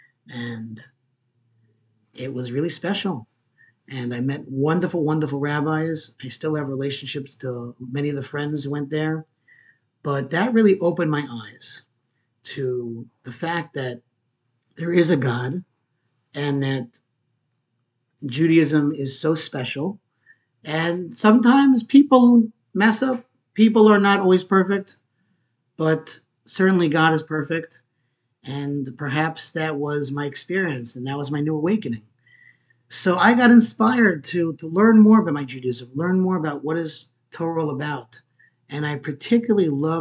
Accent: Port Jefferson, New York, United States; also born or lived in Queens, New York; I grew up on Long Island, Port Jefferson

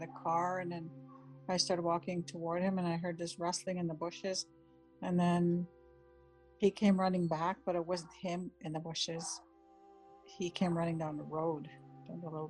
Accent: White Sand First Nation, northwestern Ontario, Canada; I'm Anishinaabe from White Sand First Nation in northwestern Ontario

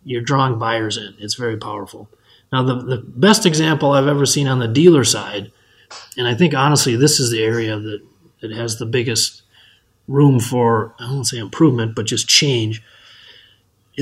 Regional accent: Benson, Minnesota, United States; from my hometown of Benson, Minnesota

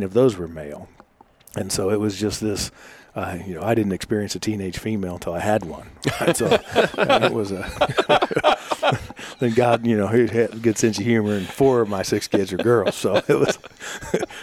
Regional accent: Butler County, east of Wichita, Kansas, United States; I grew up in the district I represent, just east of Wichita in Butler County, out on the backside of a dairy farm

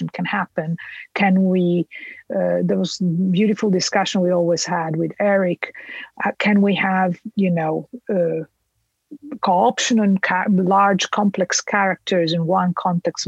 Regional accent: Italy; moved away as an adult; I come from Italy, I did my PhD in Italy

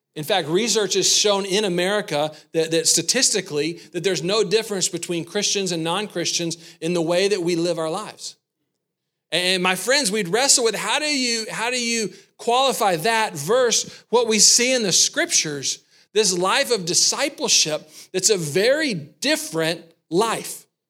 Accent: the South, United States; I grew up in the South

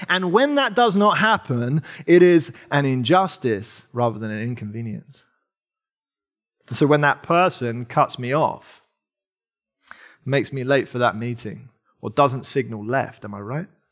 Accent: England, United Kingdom; accent: English; Sarah and I, if you can't tell from my accent and the way that I say wrath instead of wrath, um, we're, we're English

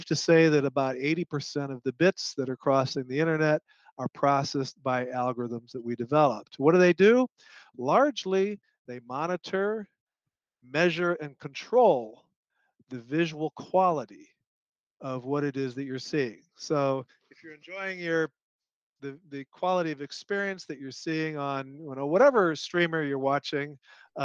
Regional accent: Chicago, Illinois, United States; I grew up in Illinois, north side of Chicago.

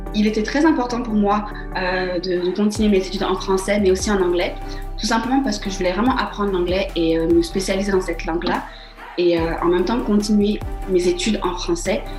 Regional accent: Mali; now in Toronto, Canada; je suis allée au Mali dans, dans, ma ville natale

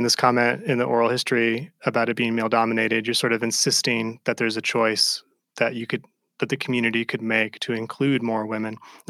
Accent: Ohio, United States; I feel like I'm also from the Midwest. I'm from Ohio.

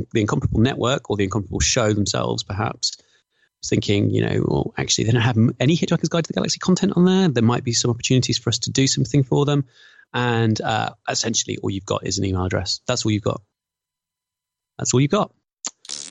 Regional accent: Birmingham, West Midlands, United Kingdom; stereotypical Brummie, self-deprecating

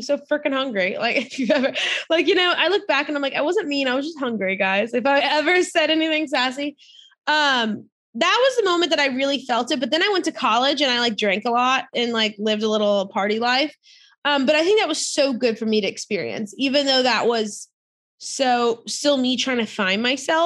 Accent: near New Orleans, Louisiana, United States; I grew up near New Orleans, Louisiana

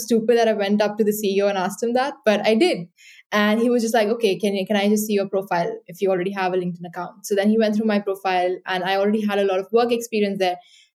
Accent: Mumbai, Maharashtra, India; moved away as an adult; also born or lived in Dublin, Ireland; I grew up in Mumbai in India, and then I moved to Dublin for university

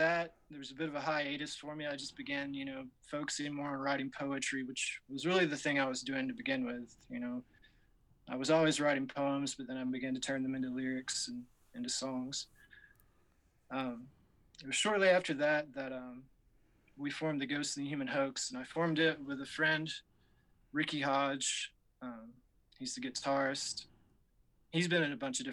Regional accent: Glasgow, Kentucky, United States; I'm from Glasgow, Kentucky, and that's where I'm living at now.

